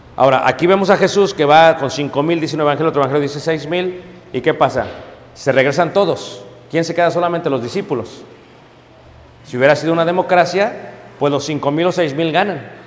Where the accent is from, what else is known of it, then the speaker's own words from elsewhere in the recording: Mexico City, Mexico; also born or lived in Chicago; now in Elgin, United States; Nací en Ciudad de México. Me fui de joven a Estados Unidos. Eso es lo que soy yo. Soy mexicano.